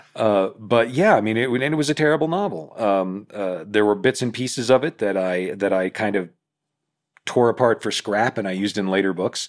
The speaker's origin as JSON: {"language": "English", "town": "Independence", "region": "Missouri", "country": "United States", "tie": "born or raised there", "said": "Independence, which is my hometown, Independence, Missouri."}